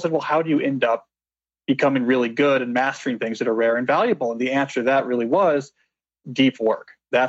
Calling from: Washington, District of Columbia, United States; I'm on the campus of Georgetown University in Washington, D.C. at the moment.

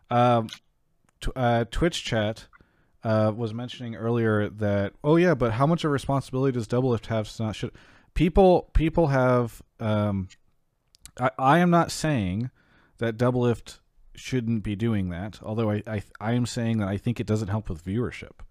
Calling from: Wisconsin, United States; I'm calling from Wisconsin.

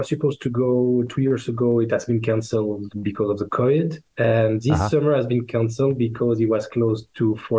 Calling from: Geneva, Switzerland; I'm speaking from Geneva.

